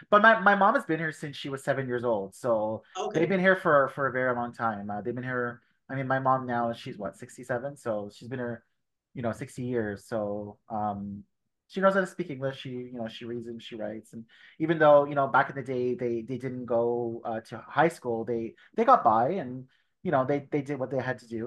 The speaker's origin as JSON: {"language": "English", "town": "Toronto", "region": "Ontario", "country": "Canada", "tie": "born or raised there", "said": "Yes, my parents are Italian. Uh, I was born here in Toronto, um, first generation. I have one brother. He's older. Uh, yeah, and um, we've lived in Scarborough all of our lives. I still live in Scarborough now."}